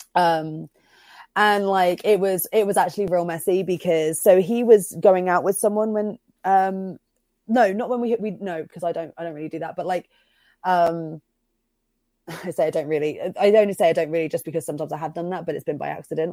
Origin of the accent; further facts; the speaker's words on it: Bristol, South West England, United Kingdom; also born or lived in Cirencester; I grew up in Bristol, but I moved, um, when I was, um, eleven to a little town called Cirencester